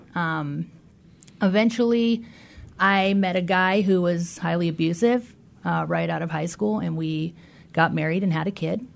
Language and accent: English; Des Moines, Washington, United States; I grew up in Des Moines, Washington